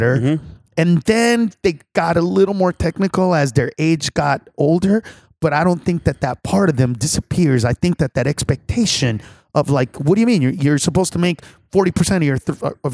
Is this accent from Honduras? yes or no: yes; Honduras; now in United States; I'm from Honduras